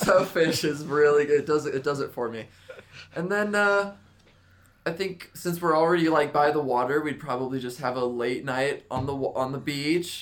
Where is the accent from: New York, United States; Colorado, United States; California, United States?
California, United States; Northern; I'm from Northern Cali